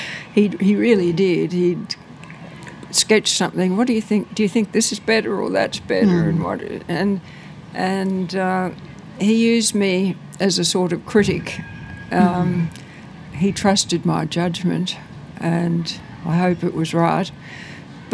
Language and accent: English; Sydney, New South Wales, Australia; also born or lived in Killara, Sydney; I grew up in Wirunga, which is a far-flung suburb